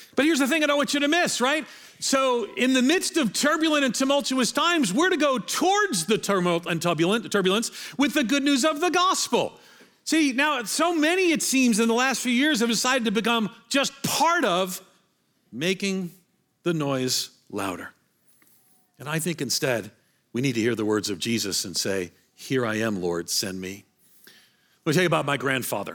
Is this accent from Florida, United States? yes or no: no; New York, United States; moved away as an adult; now in Nashville, United States; I'm from New York